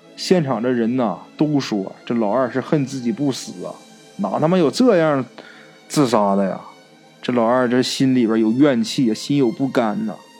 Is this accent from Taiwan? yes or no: no; Northeast China, China; 在我们东北老家